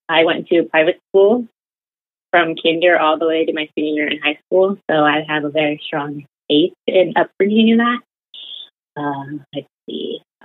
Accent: Los Angeles County, California, United States; So I am a first generation Chicana feminist. I was born and raised in Los Angeles County area. Both my parents are Mexican. They grew up, and I grew up in a very strong Catholic household.

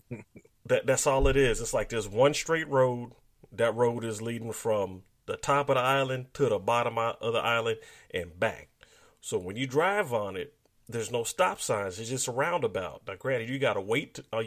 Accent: United States; being black American people

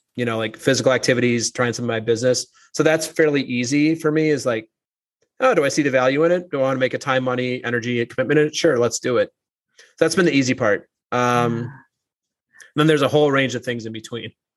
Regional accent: Minnesota, United States; moved away; also born or lived in New York; I'm from Minnesota originally. People just right. talk a little bit slower there

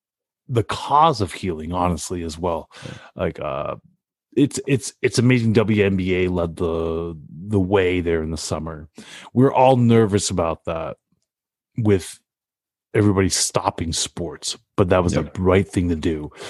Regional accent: Canada; We're Canadian.

